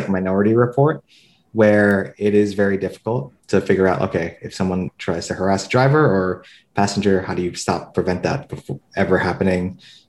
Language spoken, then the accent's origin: English; New York City, New York, United States; moved away as an adult; also born or lived in Silicon Valley / China; now in Singapore; I'm originally from Brooklyn, New York